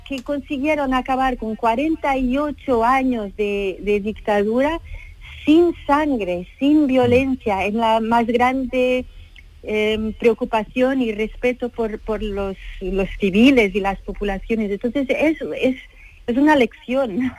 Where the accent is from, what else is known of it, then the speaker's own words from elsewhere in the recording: Portugal; como portuguesa